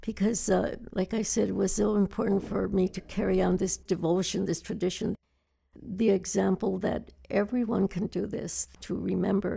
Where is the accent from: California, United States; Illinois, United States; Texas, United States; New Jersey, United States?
California, United States; Los Angeles; I am from East LA, a woman who, with 9 children, my mother's humble beginnings and mine too